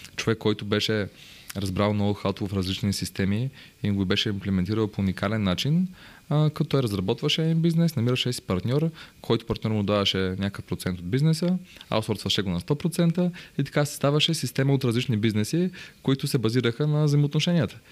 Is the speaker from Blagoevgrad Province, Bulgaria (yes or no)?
yes; Bansko, Blagoevgrad Province, Bulgaria; аз съм от Банско